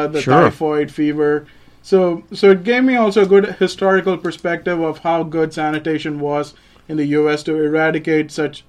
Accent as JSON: {"language": "English", "town": "Chennai", "region": "Tamil Nadu", "country": "India", "tie": "born or raised there", "also_born_or_lived": "Kolkata, India", "moved": "as an adult", "lives_now": "Griffin, United States", "said": "So I was born in Calcutta, and then I grew up in the southern city of India. It's called Madras or Chennai now. It's one of the four big metropolitan"}